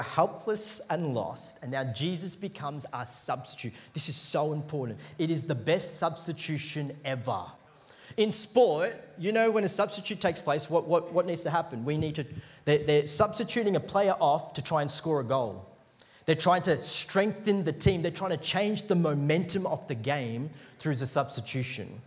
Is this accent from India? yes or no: yes; India; I'm Indian.